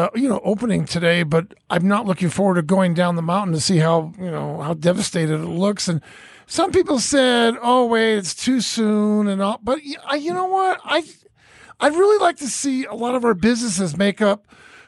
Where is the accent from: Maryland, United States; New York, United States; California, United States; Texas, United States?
California, United States; Bay Area; I was born and raised in the Bay Area